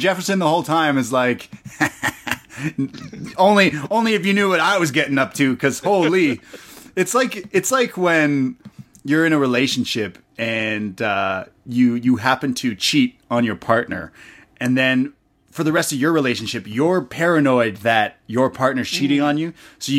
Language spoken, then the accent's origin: English; Canada; Like I said, I'm a Canadian. I don't know my American history, as you could tell.